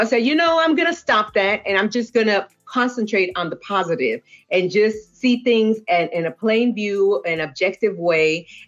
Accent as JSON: {"language": "English", "country": "Puerto Rico", "also_born_or_lived": "Boston / California", "lives_now": "Arkansas, United States", "said": "I am originally from Puerto Rico by way of Boston, Massachusetts, and California, now residing in Arkansas."}